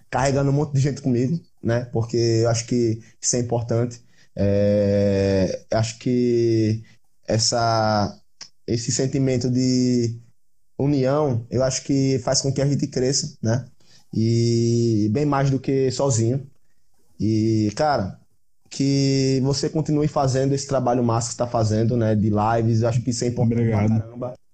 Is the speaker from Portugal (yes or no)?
no; Aracaju, Sergipe, Brazil; Eu sou da Aracaju. Aracaju ou Sergipe? Aracaju capital, é Sergipe capital, no caso, né?